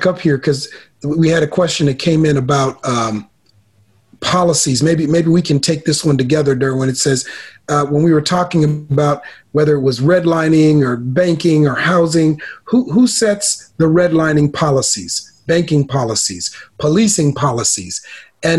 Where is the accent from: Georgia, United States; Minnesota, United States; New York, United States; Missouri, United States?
Minnesota, United States; Minneapolis; I grew up in a city where Democrats were in charge my whole life. So growing up in Minneapolis